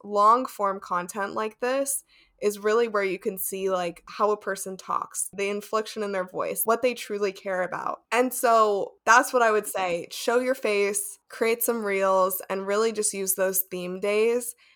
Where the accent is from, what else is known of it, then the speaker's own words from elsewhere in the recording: Las Vegas, Nevada, United States; now in Seattle, United States; I grew up in Las Vegas and there's a lot of Spanish speakers there, but now I'm in Seattle